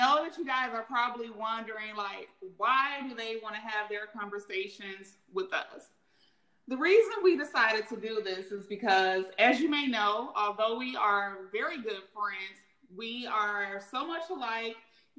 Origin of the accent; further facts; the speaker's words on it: Chicago, Illinois, United States; I am from Chicago, Illinois.